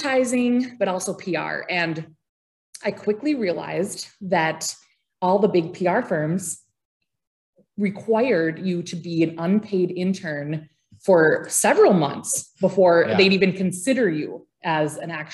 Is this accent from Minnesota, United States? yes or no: yes; Grygla, Minnesota, United States; also born or lived in Grand Forks, North Dakota; now in Thief River Falls, United States; growing up in Grigla, it's a small town, population 230 people